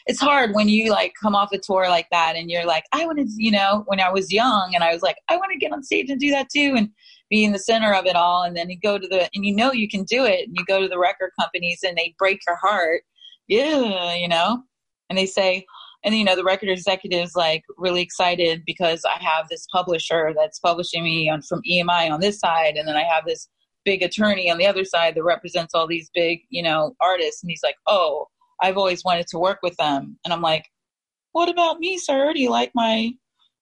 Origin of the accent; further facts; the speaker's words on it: Wilmington, Delaware, United States; moved away as an adult; also born or lived in New York; now in California, United States; I'm from Wilmington, Delaware. And I grew up going to New York to see Broadway and different things.